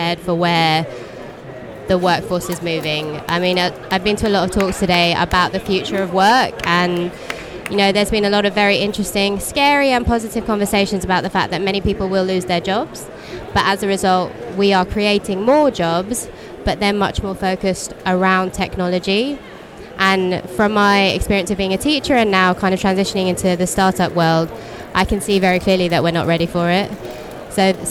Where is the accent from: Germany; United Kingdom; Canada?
United Kingdom; London; I'm from London